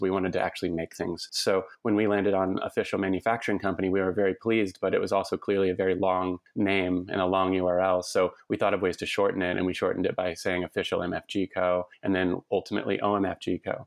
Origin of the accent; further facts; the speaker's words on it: Lubbock, Texas, United States; now in Portland, United States; I grew up in Lubbock, Texas